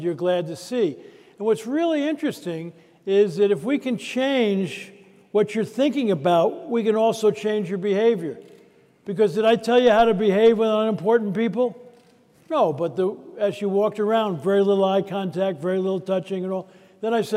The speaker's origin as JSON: {"language": "English", "region": "California", "country": "United States", "said": "I'm from California"}